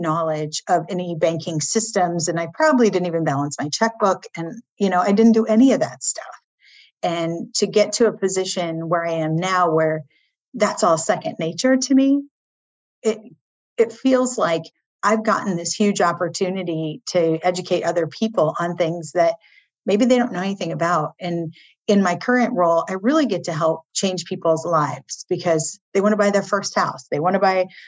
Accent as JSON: {"language": "English", "region": "Iowa", "country": "United States", "tie": "born or raised there", "also_born_or_lived": "Milwaukee, Wisconsin", "moved": "as an adult", "lives_now": "East Coast, United States", "said": "a farm girl from Iowa"}